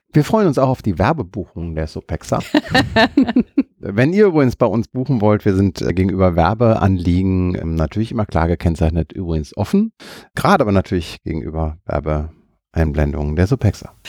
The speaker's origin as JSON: {"language": "German", "town": "Düsseldorf", "region": "North Rhine-Westphalia", "country": "Germany", "said": "als Düsseldorfer"}